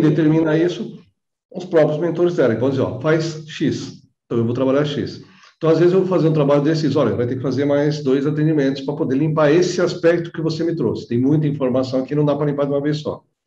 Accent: São Bernardo do Campo, São Paulo, Brazil; Eu nasci em São Bernardo, São Bernardo era bem interiorano, quando eu né, passei a minha infância lá

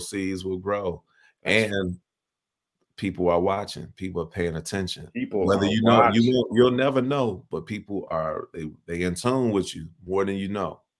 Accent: Chicago, Illinois, United States; I'm a poet from Chicago.

